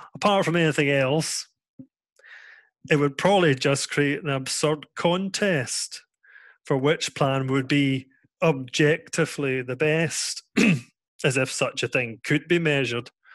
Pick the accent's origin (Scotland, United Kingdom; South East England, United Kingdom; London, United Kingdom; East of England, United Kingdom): Scotland, United Kingdom; now in Netherlands; I'm here in the Netherlands. I'm from Scotland.